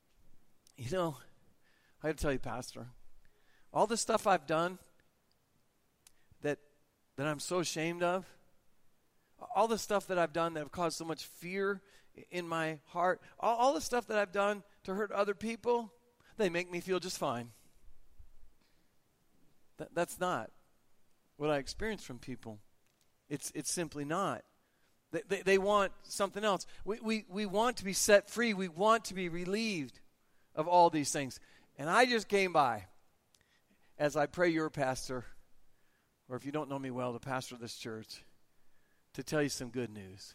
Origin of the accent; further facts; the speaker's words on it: United States; I'm an American.